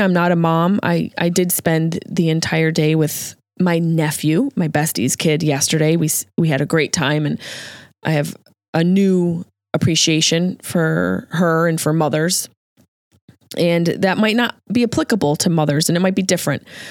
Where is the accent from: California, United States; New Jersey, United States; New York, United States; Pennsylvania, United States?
New York, United States; near Route 57 in Liverpool; Ground Round and T J Big Boy, seventh North, baby. That's right near where I grew up